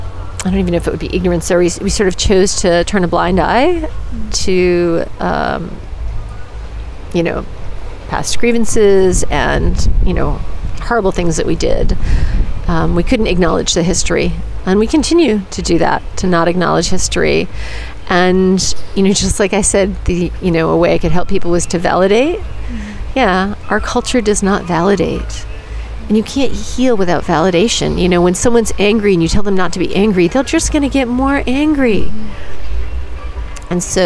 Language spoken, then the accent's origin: English; United States; Yeah, well, I'm American. There's, there's plenty to not be proud of.